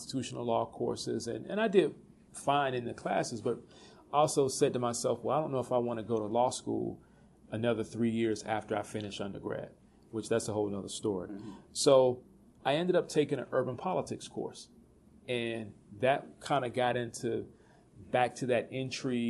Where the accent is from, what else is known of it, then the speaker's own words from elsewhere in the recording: College Park, Georgia, United States; moved away; I grew up in College Park, Georgia